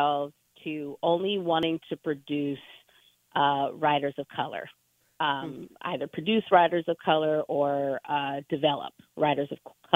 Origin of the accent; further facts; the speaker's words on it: Los Angeles, California, United States; moved away as an adult; now in Kalamazoo, United States; I'm from Los Angeles